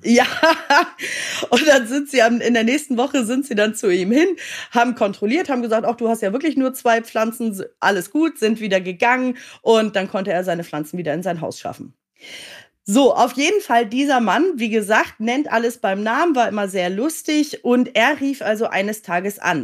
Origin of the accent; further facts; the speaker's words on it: Hamburg, Germany; moved away as an adult; also born or lived in United Kingdom; ich komme ja gebürtig aus Hamburg